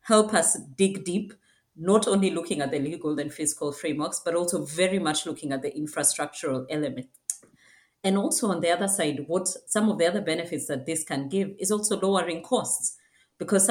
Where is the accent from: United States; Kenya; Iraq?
Kenya; my home country, Kenya